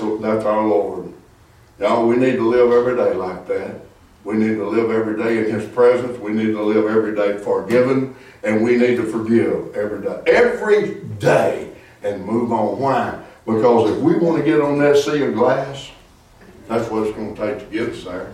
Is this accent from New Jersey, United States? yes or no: no; Arkansas, United States; now in Texas, United States; I'm from Arkansas. When I moved to Texas